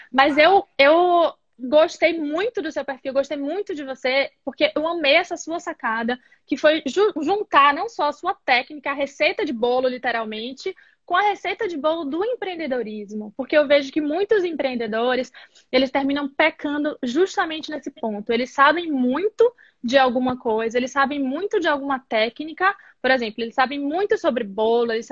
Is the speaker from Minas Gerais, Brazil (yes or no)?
yes; Governador Valadares, Minas Gerais, Brazil; now in Belo Horizonte, Brazil; eu sou de Governador Valadares.